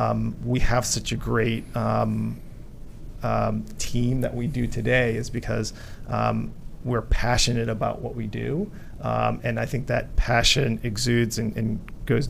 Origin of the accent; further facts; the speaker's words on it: Richmond, Virginia, United States; also born or lived in Vietnam; I grew up in Richmond, Virginia